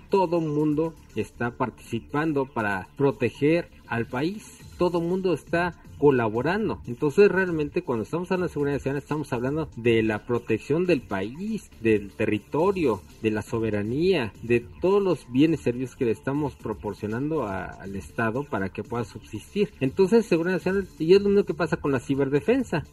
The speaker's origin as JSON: {"language": "Spanish", "country": "Mexico"}